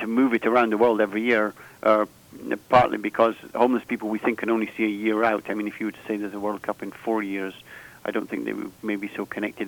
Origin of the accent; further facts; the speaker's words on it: Scotland, United Kingdom; I'm Scottish